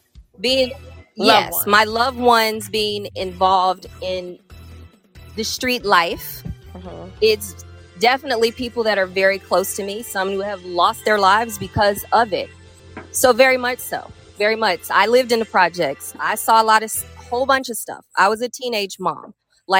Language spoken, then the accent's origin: English; Cincinnati, Ohio, United States; I am from Cincinnati, Ohio, and live right by the bridge. You know, born in Avondale, for those who know where that is